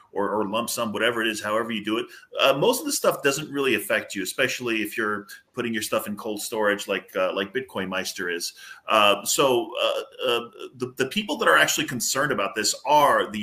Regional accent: Southern California, United States; now in New Hampshire, United States; I'm from Southern California, even though I'm in New Hampshire at the moment

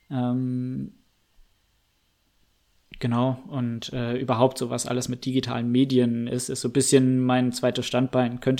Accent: Freiburg, Baden-Württemberg, Germany; Ja, ich bin 23, 97er Baujahr. Ähm, komme ursprünglich mal aus Freiburg. Ähm, ja, war dort ähm, im Prinzip inklusive Abitur dann komplett, äh, habe ich dort gelebt

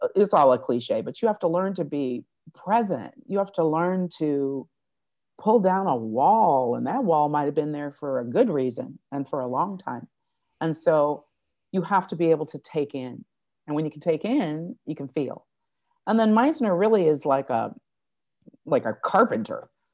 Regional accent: Fort Wayne, Indiana, United States; also born or lived in South Bend, Indiana; now in Los Angeles, United States; I'm from Indiana, born in South Bend, brought up in Fort Wayne, Indiana for as long as I can remember, uh, a Hoosier

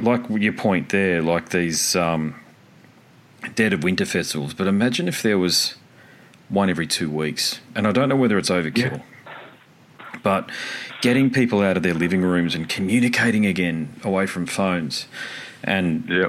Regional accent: Australia

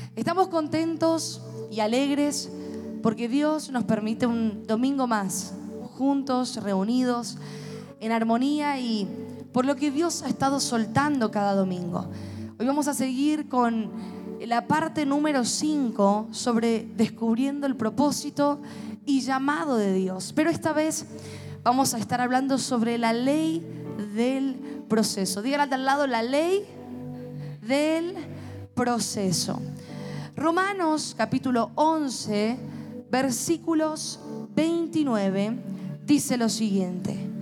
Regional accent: Mendoza, Argentina; como buen mendocino

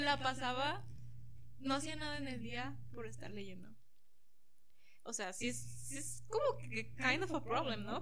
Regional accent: Mexico; moved away; also born or lived in Guadalajara; Y pues cerca del pueblo no había lugares con librerías, estaba la ciudad que se llama La Piedad

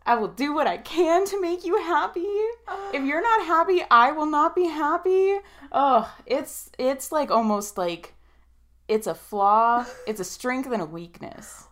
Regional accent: Reno, Nevada, United States; basically born and raised in here in Reno, Tahoe. Uh, I say uh, basically because we moved here when I was like seven

